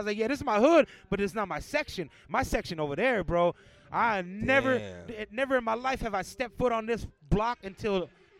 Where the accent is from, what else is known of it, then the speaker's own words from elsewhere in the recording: Los Angeles, California, United States; do this we do an IG live show at a tattoo shop in Echo Park. Echo Park is my home.